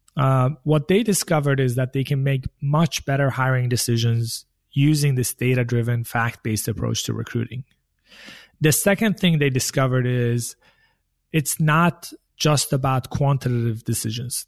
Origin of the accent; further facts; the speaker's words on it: Sweden; now in United States; I grew up in Sweden, in the countryside of Sweden